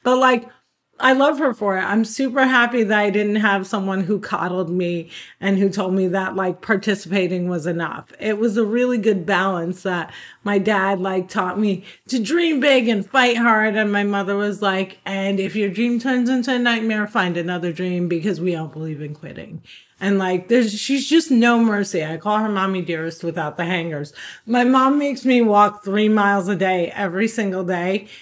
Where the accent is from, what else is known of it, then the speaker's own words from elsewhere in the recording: Cliffside Park, New Jersey, United States; I was born and raised in Cliffside Park, New Jersey, which is right over the George Washington Bridge